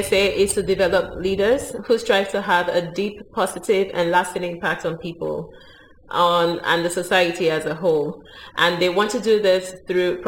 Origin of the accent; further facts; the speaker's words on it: Nigeria; moved away as an adult; also born or lived in Barcelona; I'm Nigerian, lived in Nigeria for a long time.